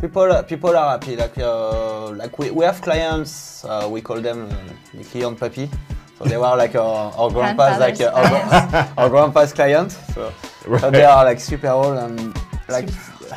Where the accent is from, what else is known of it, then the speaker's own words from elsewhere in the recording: southern France, France; also born or lived in Bonn, Germany / United States; I was born in Bonn, but moved like quickly, in the southern France.